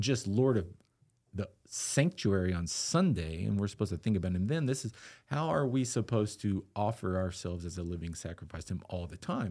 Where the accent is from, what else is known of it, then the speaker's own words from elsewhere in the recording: Austin, Texas, United States; also born or lived in Eastland, Texas; now in Lubbock, United States; I was born in Austin and, um, lived there till I was thirteen